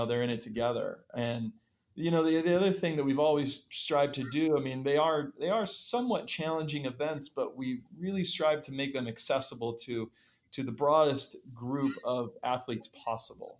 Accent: Utah, United States; our home state of Utah

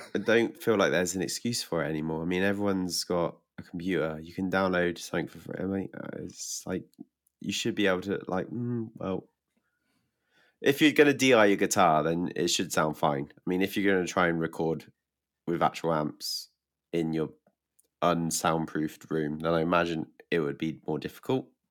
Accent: England, United Kingdom; from England

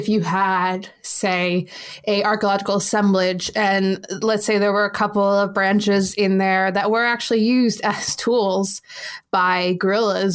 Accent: United States; accent: American

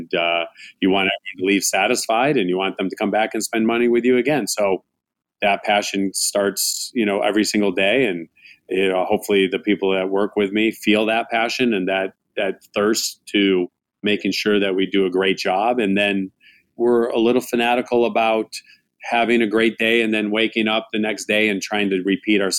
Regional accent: United States; also born or lived in Chicago, Illinois / Tucson, Arizona; now in Phoenix, United States; my parents had some restaurants while I was growing up in Chicago and then in Tucson.

